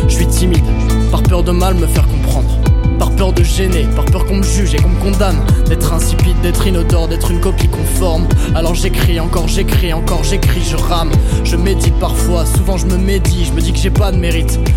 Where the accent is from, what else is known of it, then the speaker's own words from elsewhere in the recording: Chartres, Centre-Val de Loire, France; j'ai je ans, Je viens de Chartres.